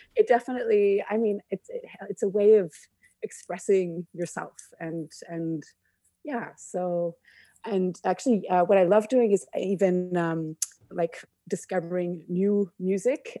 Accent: Canada; moved away as an adult; also born or lived in India / Egypt / Cambodia / Germany; I never really quite felt a hundred percent at home in Canada growing up.

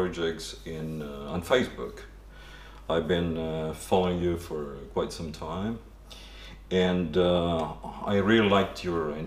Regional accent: Italy; also born or lived in Copenhagen, Denmark; now in London, United Kingdom; I'm originally from Italy

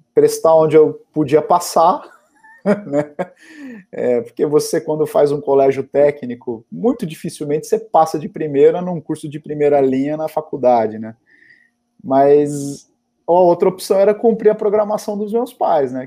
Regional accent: Guarulhos, São Paulo, Brazil; eu sou nascido em Guarulhos

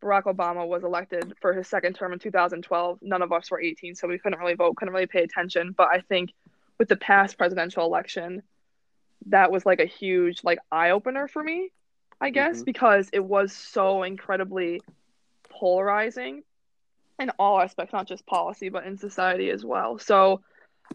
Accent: South Windsor, Connecticut, United States; I'm actually from South Windsor, Connecticut. It's like a half hour outside of Hartford

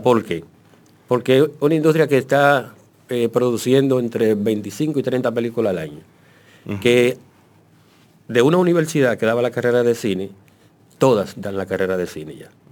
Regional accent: Dominican Republic; somos dominicanos

